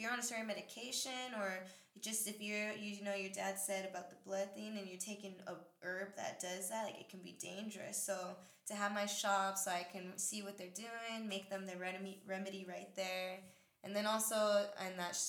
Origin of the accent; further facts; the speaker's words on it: Pomona, California, United States; Pomona, that's my hometown